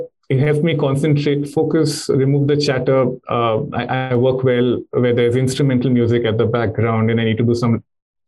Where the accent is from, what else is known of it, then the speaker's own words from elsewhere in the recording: India; me being an Indian